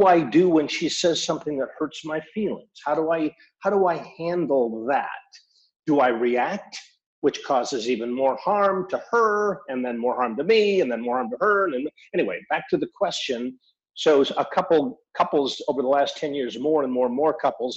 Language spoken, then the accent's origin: English; Seattle, Washington, United States; also born or lived in Mexico; I am from Seattle